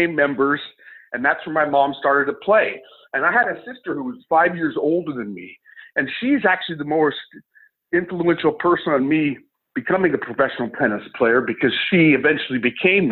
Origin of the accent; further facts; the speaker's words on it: Albuquerque, New Mexico, United States; moved away as an adult; also born or lived in Northern California; I consider Albuquerque my hometown